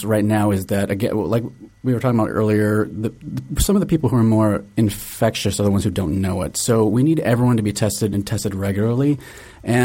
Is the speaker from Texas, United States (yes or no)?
no; Virginia, United States; moved away as an adult; now in Seattle, United States; I grew up in Virginia